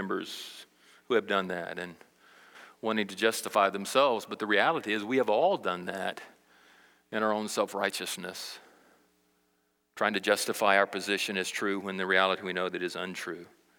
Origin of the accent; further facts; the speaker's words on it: Brazil; now in United States; I grew up in South America, Brazil, as a missionary kid, and I didn't learn some of the struggles that went on socially in America.